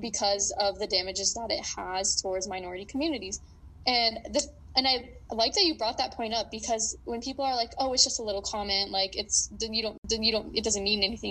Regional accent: Idaho, United States; also born or lived in New York; I was born in New York and I live mainly in Idaho for the majority of my life.

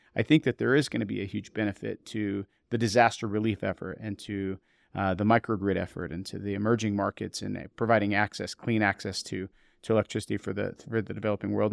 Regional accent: eastern Montana, United States; moved away; I grew up in a coal mining town in, uh, eastern Montana

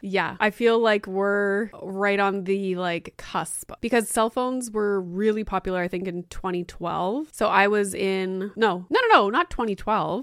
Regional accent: Sudbury, Ontario, Canada; we grew up in Sudbury

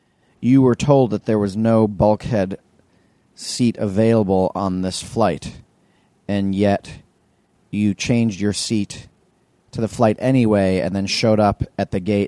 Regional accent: New York, United States; I'm from New York.

